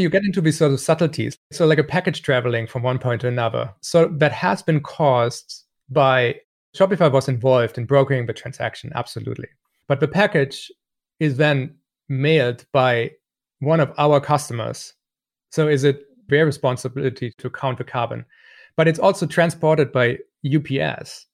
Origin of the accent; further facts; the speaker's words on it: Germany; moved away; I grew up in Germany